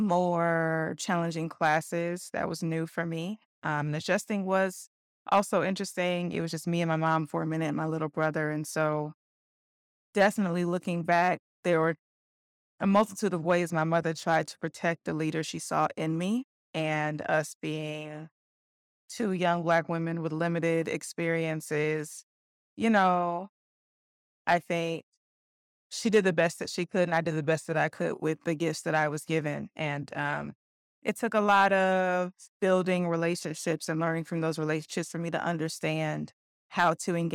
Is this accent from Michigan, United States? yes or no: no; Covington, Georgia, United States; I grew up in Covington, Georgia. I was a military kid, so I bounced around to a few places in the South, but Georgia's where we landed.